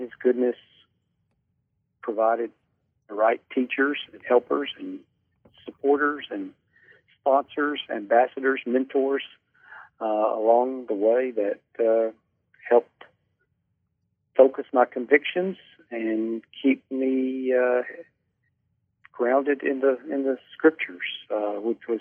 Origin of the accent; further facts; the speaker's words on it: Birmingham, Alabama, United States; moved away as an adult; also born or lived in Brooklyn, New York / Dallas, Texas; I was raised in Birmingham, Alabama